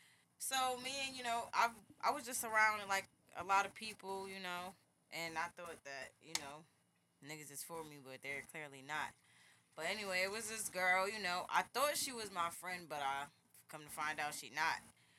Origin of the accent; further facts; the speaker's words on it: New Jersey, United States; But, yeah, I'm from Jersey.